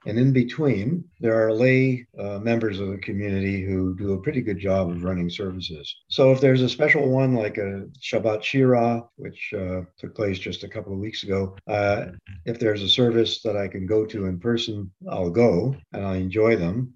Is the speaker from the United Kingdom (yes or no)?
no; Montreal, Quebec, Canada; moved away as an adult; also born or lived in United States; now in Waterloo, Canada; I grew up, I was born and raised in Montreal